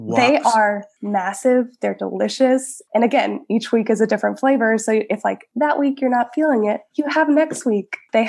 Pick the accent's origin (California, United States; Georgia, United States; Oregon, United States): Georgia, United States; now in Florida, United States; Yes, we're both transplants. So he is originally from Pittsburgh, Pennsylvania, Butler area. And I am born and raised in Georgia.